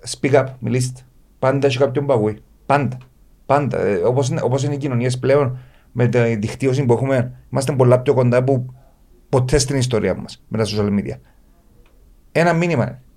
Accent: Paphos, Paphos District, Cyprus; την πόλη μου την πάφο

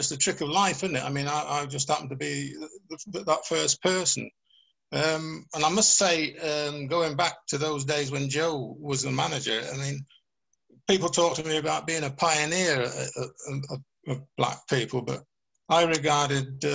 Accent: Oxfordshire, South East England, United Kingdom; moved away as an adult; I went back home to Oxfordshire

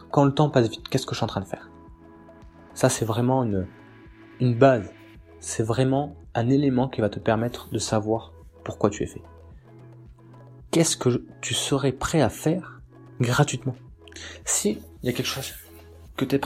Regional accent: Nouvelle-Aquitaine, France; now in Bordeaux, France; Je viens, donc là je vis à, je vis à Bordeaux, mais j'ai grandi euh, dans le Lot-et-Garonne. Et euh, donc je suis un paysan.

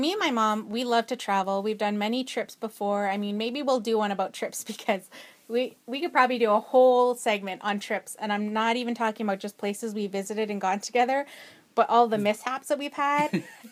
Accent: Edmonton, Alberta, Canada; I was born and raised in Edmonton, Alberta. And so I've always lived

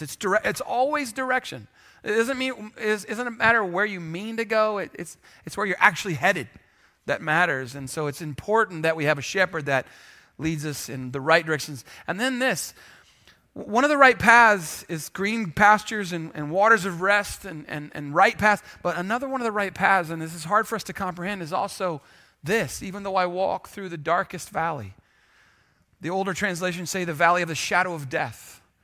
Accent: San Antonio, Texas, United States; if you grew up here like I did

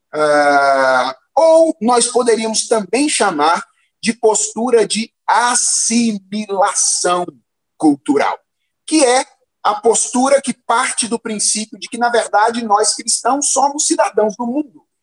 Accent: Minas Gerais, Brazil; eu me lembro quando eu era adolescente, lá em Minas Gerais

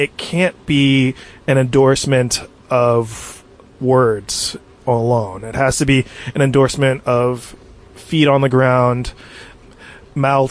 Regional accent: New Jersey, United States; also born or lived in New York City; now in Pacific Northwest, United States; I'm from New Jersey originally, lived in New York City

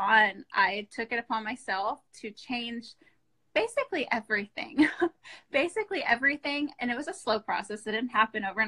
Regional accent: Austin, Texas, United States; here in Texas, where I'm from. I'm from Austin.

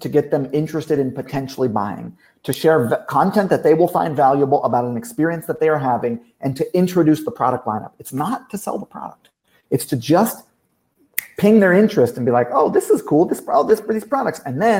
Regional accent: Hawaii, United States; also born or lived in Kentucky, United States; I'm from Kentucky. I grew up in Hawaii. Worst school system in every.

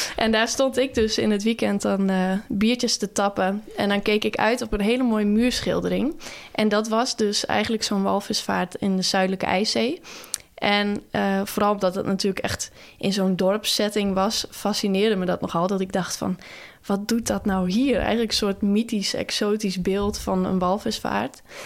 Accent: Nes, Friesland, Netherlands; dat dorpje waar ik ben opgegroeid. Dat heet Nes. Dat is echt aan de overkant van Schiermonnikoog, maar dan net aan de wal.

